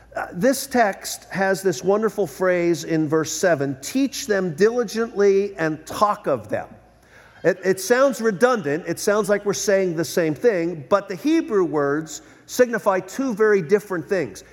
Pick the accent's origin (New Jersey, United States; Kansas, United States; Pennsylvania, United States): Pennsylvania, United States; Philadelphia; moved away as an adult; now in Southern California, United States; I was born and raised in Philadelphia.